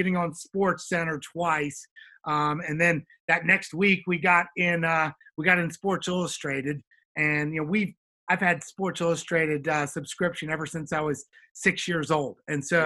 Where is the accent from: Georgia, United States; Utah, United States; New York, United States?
Georgia, United States; Atlanta; now in Indiana, United States; I grew up in Atlanta. I'm a Georgia boy